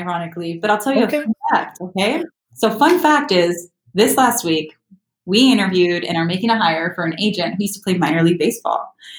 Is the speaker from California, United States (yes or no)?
yes; South Gate, California, United States; growing up in LA, I actually grew up in Southgate. If you're familiar with LA at all, it's a pretty larger city in LA County, right outside of South Central Los Angeles. Not the greatest neighborhood to grow up in.